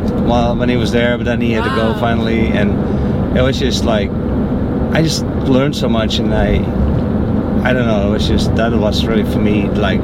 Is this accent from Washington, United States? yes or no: no; New York, United States; Yeah, I was from New York.